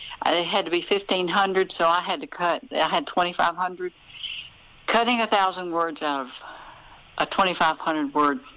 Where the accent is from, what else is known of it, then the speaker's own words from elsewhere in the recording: Memphis, Tennessee, United States; now in North Mississippi, United States; I grew up in Memphis